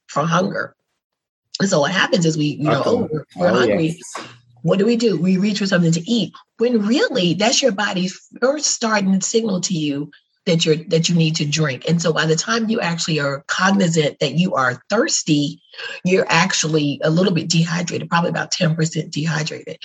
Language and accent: English; New York, United States; I'm born and raised in New York, but my people are from Alabama on both sides